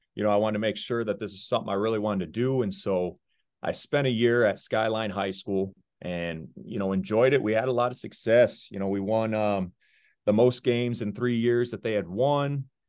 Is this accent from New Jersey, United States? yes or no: no; Deckerville, Michigan, United States; moved away as an adult; also born or lived in Virginia / Arizona; I was born in Virginia, but I grew up in a small town, Deckerville, Michigan